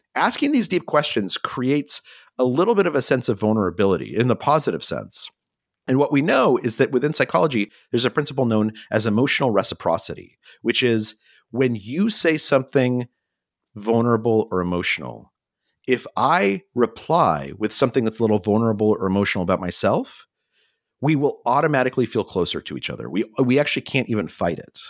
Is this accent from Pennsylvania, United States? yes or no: no; New Mexico, United States; I grew up in New Mexico